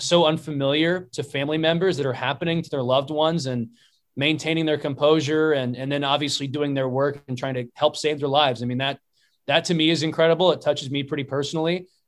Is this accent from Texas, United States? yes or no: yes; Houston, Texas, United States; I mentioned that I was from Houston